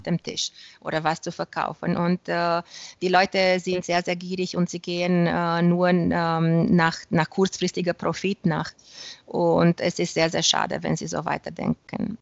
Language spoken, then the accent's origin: German; Romania; also born or lived in Germany; ich habe ähm, der erste rumänische Reisebüro in der Fliegenfischeszene gegründet